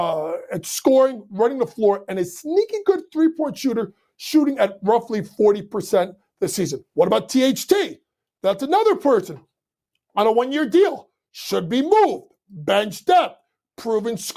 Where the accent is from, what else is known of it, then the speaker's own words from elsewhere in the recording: New York City, New York, United States; my hometown New York Knicks